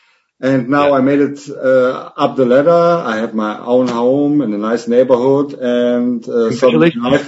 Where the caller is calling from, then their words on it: Germany; English is a second language; First of all, excuse me, I'm not a native English speaker. I'm watching from Germany.